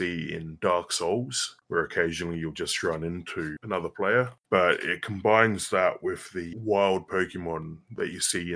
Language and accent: English; Australia; I'm Australian